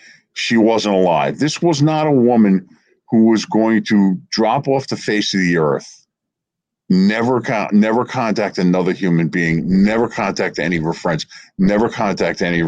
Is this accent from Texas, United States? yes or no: no; Verona, New Jersey, United States; where I grew up in Verona